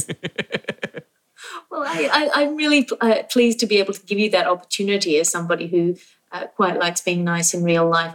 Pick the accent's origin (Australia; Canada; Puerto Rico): Australia; I'm Australian